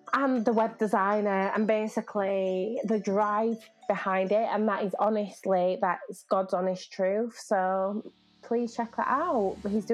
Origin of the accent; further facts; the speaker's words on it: Lille, Hauts-de-France, France; born there; So I was born in France, for those who don't know, in Lille, a place really? Called Lille.